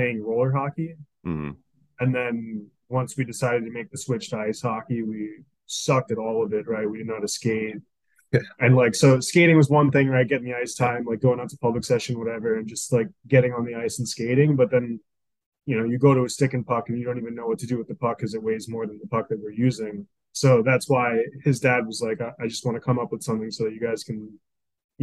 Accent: Florida, United States; we grew up in Florida playing roller hockey.

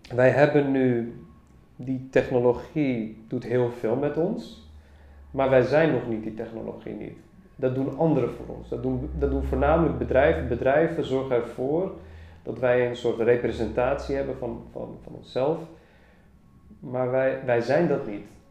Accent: Amsterdam, North Holland, Netherlands; Ik ben opgegroeid in Amsterdam

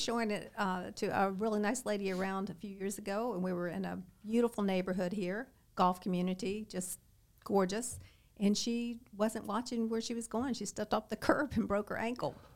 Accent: Southern Kentucky, United States; moved away as an adult; also born or lived in Lexington, Kentucky; now in Naples, United States; I grew up in Kentucky, in Southern Kentucky, lived in, uh, Lexington my adult life

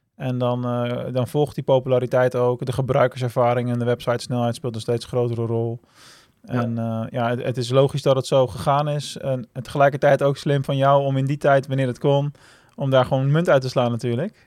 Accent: Rotterdam, South Holland, Netherlands; Ik ben een geboren Rotterdammer

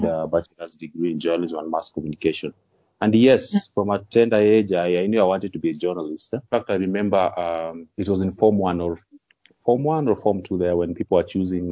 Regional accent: Kisumu, Kisumu County, Kenya; also born or lived in Nakuru County / Siaya County / Kakamega; most of my childhood I can just bear it in Kisumu County. That's why I usually say Kisumu is home

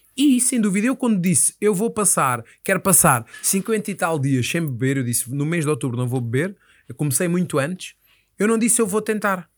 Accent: Moita, Setúbal, Portugal; eu sou da Moita e na Moita temos um sítio

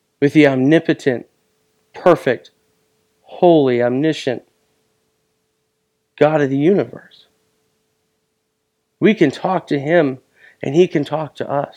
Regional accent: Buckley, United States; moved away; also born or lived in Arizona; I will always be a boy that was born and raised in Buckley.

